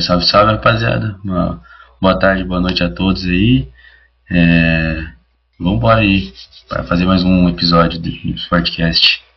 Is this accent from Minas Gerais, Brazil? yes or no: no; Cerquilho, São Paulo, Brazil; sou de Sertilho, mano, interior de São Paulo